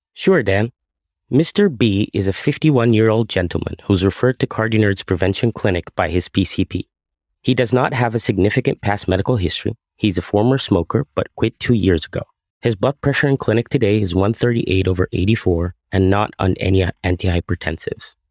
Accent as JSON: {"language": "English", "country": "Egypt", "tie": "born or raised there", "also_born_or_lived": "Massachusetts", "moved": "as an adult", "lives_now": "Burlington, United States", "said": "I grew up in Egypt, where I also attended med school and finished a cardiology residency"}